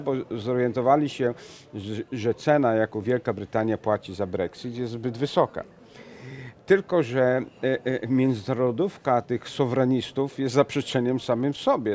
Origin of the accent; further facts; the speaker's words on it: Venice, Veneto, Italy; moved away; jestem z Wenecji